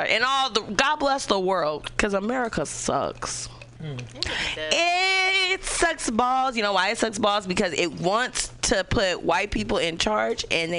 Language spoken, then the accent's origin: English; Oakland, California, United States; We're from Oakland.